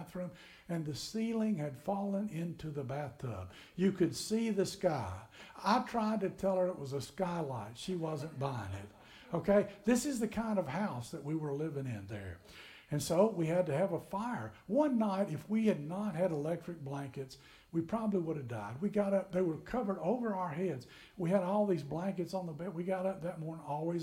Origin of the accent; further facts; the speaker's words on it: McMinnville, Tennessee, United States; now in Kentucky, United States; I grew up in Tennessee in McMinnville